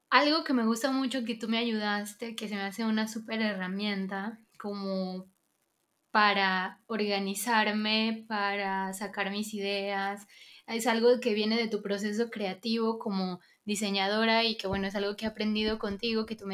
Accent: Venezuela; vengo de Venezuela

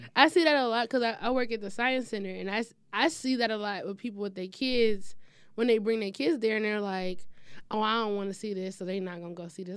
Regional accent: Detroit, Michigan, United States; I'm from the east side

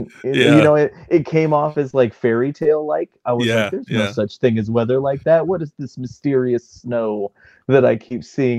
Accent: Tucson, Arizona, United States; I grew up in Tucson, so about 2 hours away.

